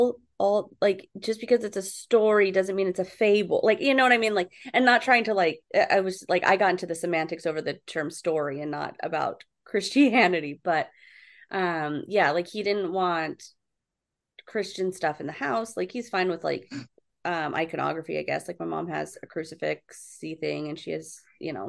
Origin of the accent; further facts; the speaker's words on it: San Diego, California, United States; I'm from San Diego